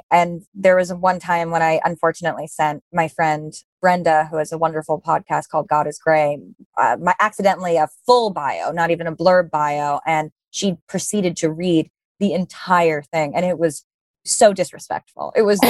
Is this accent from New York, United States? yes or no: yes; New York City, New York, United States; born or raised there